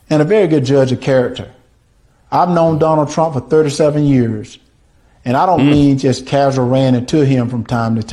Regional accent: Deep South, United States; Growing up in the Deep South

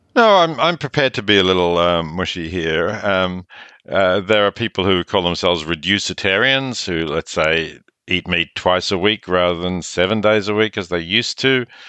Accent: Australia; I'm Australian

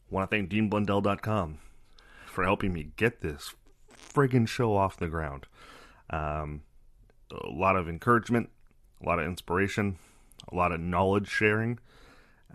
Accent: Canada; I'm Canadian

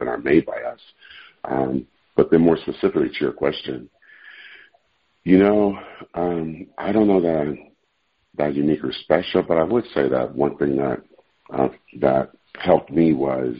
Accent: Oakland, California, United States; I grew up in East Oakland, California

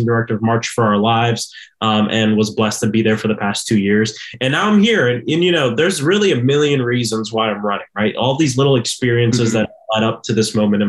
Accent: Orlando, Florida, United States; born and raised in Orlando, Florida, South Orlando.

